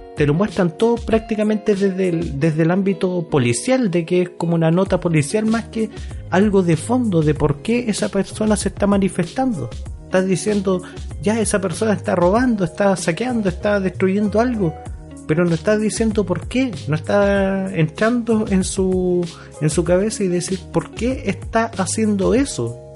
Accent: Chile; como buenos chilenos obedientes

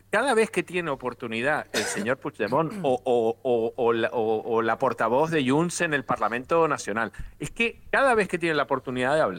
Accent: Canary Islands, Spain; yo como canario me siento español de segundo

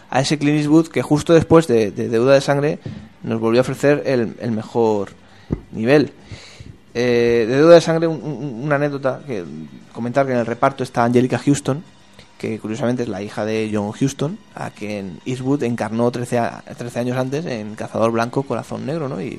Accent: Spain

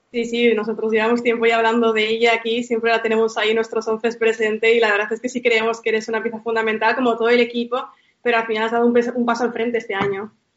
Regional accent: Bilbao, Basque Country, Spain; mi tierra

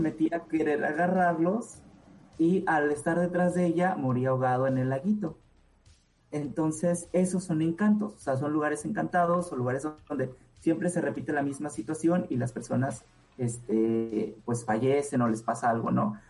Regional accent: Oaxaca, Mexico; en Oaxaca, eh, de donde yo soy

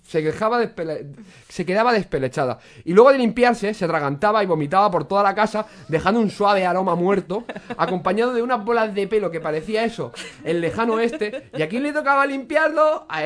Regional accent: Rubí, Catalonia, Spain; En mi pueblo, en Rubí, el, el, alojamiento, el, oh, perdón, el ayuntamiento montó, atención, una carpa en la plaza de la iglesia

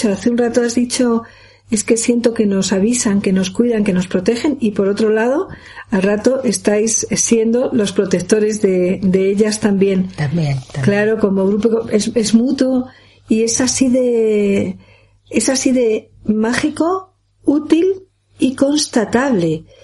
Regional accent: Castile and León, Spain; especialmente en Asturias y en y en la montaña de León, en la zona de mi pueblo, yendo hacia Bavia

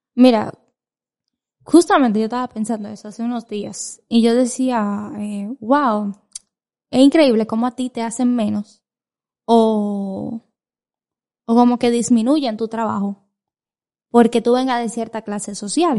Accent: Dominican Republic; yo soy dominicana

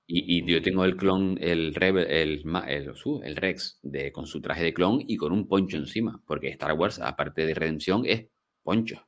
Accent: Gran Canaria, Canary Islands, Spain; Gran Canarios y gente de mi tierra

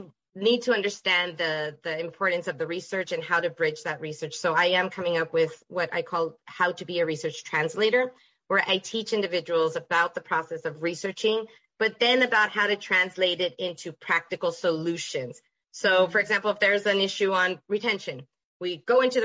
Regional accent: El Paso, Texas, United States; moved away as an adult; I'm originally from El Paso, Texas.

